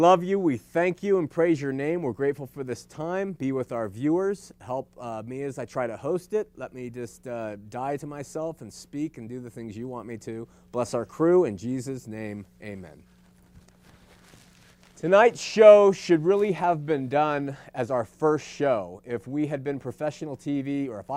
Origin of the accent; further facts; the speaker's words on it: Los Angeles, California, United States; I was born in Los Angeles and into an LDS home